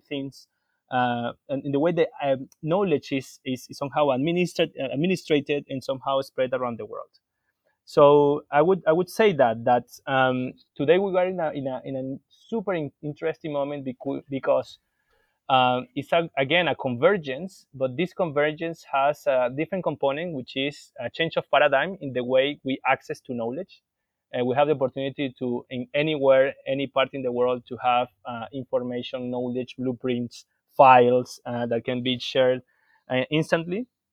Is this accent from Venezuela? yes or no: yes; Venezuela; I am from Venezuela